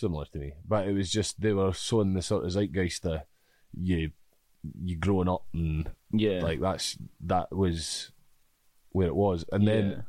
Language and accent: English; Corfe, South West England, United Kingdom; because growing up in Corfe, there's like the Corfe Agro and the Young Corfe Boys.